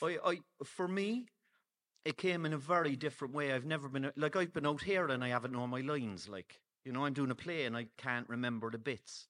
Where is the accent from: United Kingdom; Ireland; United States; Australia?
Ireland; Cork, Munster; I'm from, um, Friars Walk